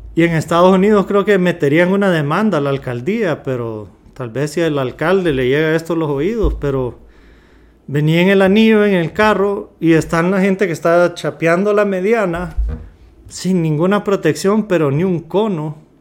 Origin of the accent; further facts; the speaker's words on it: Honduras; somos de Honduras